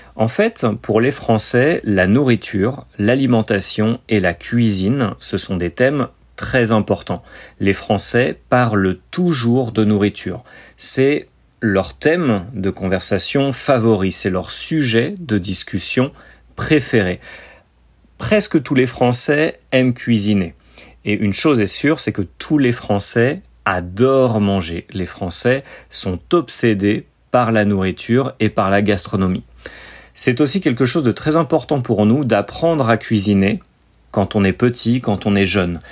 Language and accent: French; France